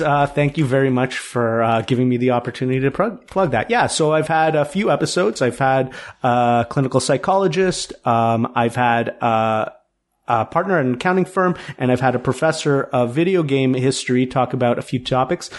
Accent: Toronto, Ontario, Canada; growing up in Toronto

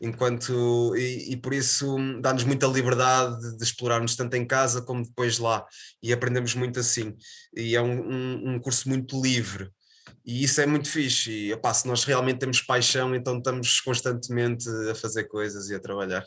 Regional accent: Viseu, Portugal; moved away as an adult; also born or lived in Aveiro / São Pedro do Sul / Sernancelhe; now in Porto, Portugal; Eu, eu nasci em Viseu, cresci em Viseu

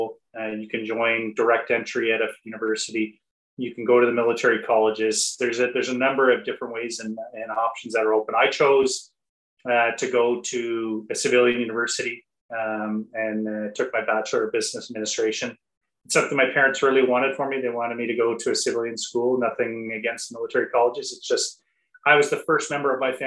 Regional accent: Nova Scotia, Canada; So I am a blue noser by background. So I am from Nova Scotia, grew up, born and raised here.

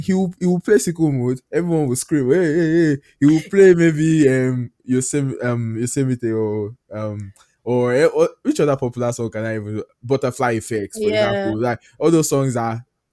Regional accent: Nigeria; I don't regret being Nigerian

